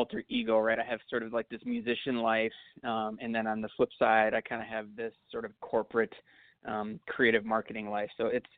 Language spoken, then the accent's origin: English; Minneapolis, Minnesota, United States; I'm from Minneapolis.